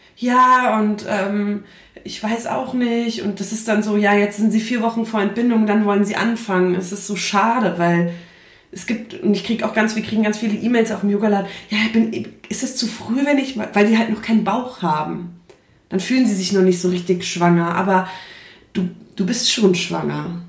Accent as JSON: {"language": "German", "town": "Frankfurt", "region": "Hesse", "country": "Germany", "said": "ich komme aus Frankfurt, beziehungsweise aus der Umgebung von Frankfurt"}